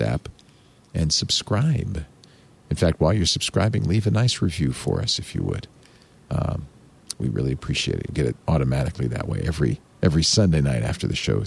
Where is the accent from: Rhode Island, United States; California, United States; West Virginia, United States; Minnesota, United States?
Rhode Island, United States; Providence; I'm from Providence. It's practically Boston.